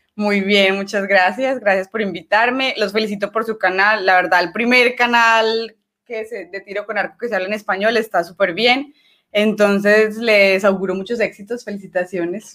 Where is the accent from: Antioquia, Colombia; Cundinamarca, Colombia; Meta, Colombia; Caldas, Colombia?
Antioquia, Colombia; Medellín; Yo soy de Medellín, que el departamento es Antioquia